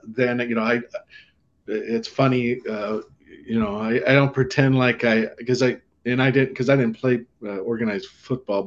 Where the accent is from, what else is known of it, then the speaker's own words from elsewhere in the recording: Santa Barbara, California, United States; also born or lived in Hollywood, California; I grew up in Southern California and born in Hollywood